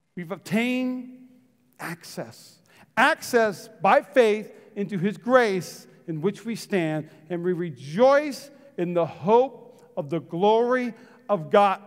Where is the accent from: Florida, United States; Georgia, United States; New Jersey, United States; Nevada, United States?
Nevada, United States; Las Vegas; I'm from East Las Vegas